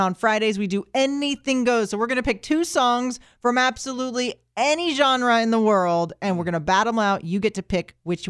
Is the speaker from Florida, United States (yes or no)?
yes; Orlando, Florida, United States; moved away as an adult; now in Tampa, United States; I was born and raised in Orlando.